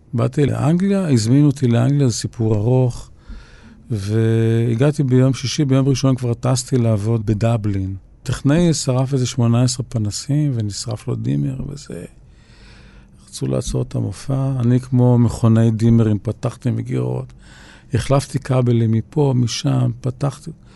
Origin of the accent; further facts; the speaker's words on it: Tel Aviv, Tel Aviv District, Israel; גדלנו ברחוב וולפסון